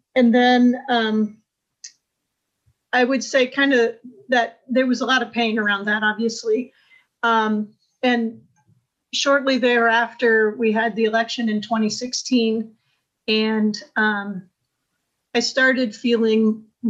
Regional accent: Indianapolis, Indiana, United States; moved away as an adult; also born or lived in Haiti / Jerusalem / Washington / Cameroon; we moved to my hometown of Indianapolis

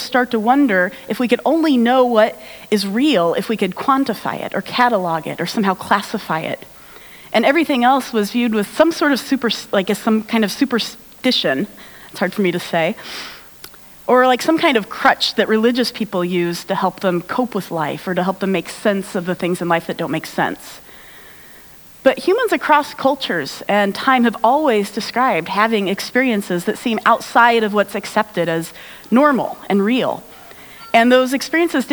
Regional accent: United States; I'm American

